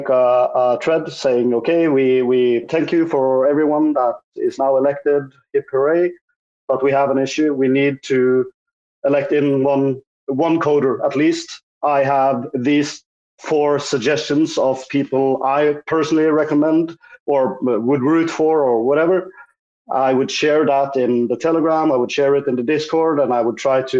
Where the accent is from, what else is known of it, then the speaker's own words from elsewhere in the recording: Norway; I'm from Norway.